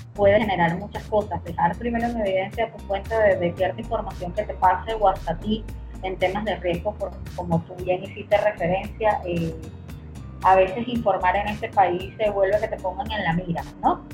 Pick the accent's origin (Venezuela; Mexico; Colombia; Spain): Venezuela; todos somos venezolanos